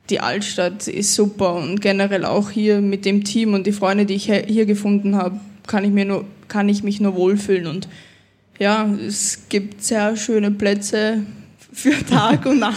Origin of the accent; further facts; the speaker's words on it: Austria; born there; jetzt spiele ich für Österreich, für das Land, wo ich geboren bin und ja, ist echt mega.